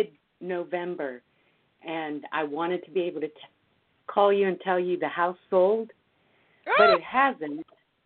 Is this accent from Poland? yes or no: no; Cuba; moved away; I am Hispanic. I was born in Cuba